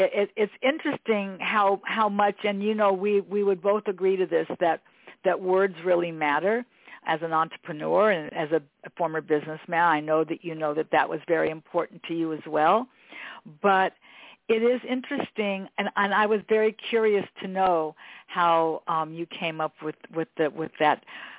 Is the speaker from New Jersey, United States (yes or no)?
no; Los Angeles, California, United States; when you grow up here in Los Angeles, this is where I've always lived here in Westchester